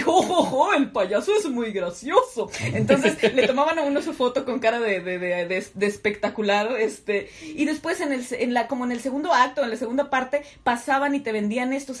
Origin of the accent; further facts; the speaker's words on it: Mexico; ¿Qué pedo con los mexicanos? ¿Por qué somos así?